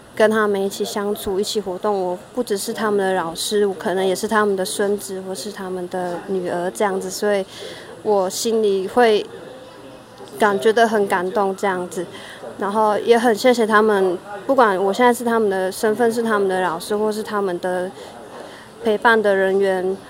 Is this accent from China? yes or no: no; Taiwan; 一些我完全不知道我们有些不农族的文化，他们也会教导给我，或是母语这样子